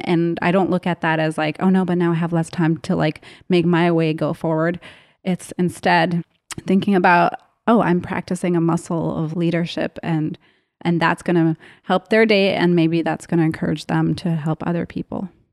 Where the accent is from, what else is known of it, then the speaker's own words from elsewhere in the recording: Canada; I grew up in Canada